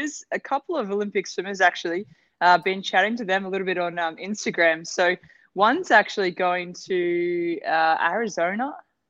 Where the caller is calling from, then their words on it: Baku, Azerbaijan; I'm coming from Baku, actually. It's currently snowing outside, so it's nice to be cozy and inside, so it's good.